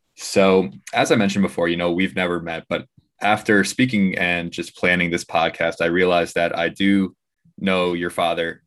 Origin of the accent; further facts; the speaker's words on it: New York, United States; We're, we're in New York and we're from New York.